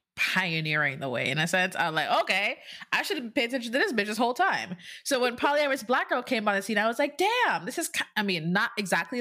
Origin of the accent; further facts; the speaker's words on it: Jamaica; being born and raised in Jamaica